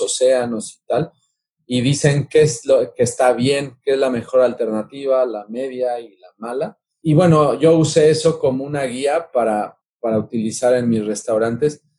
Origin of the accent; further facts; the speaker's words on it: Mexico City, Mexico; soy originario de la Ciudad de México